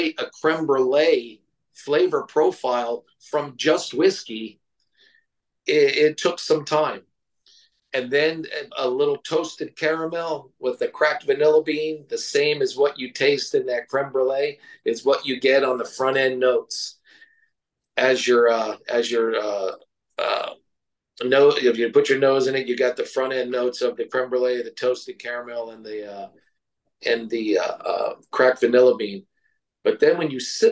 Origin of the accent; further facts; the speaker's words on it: Ireland; moved away; growing up in Ireland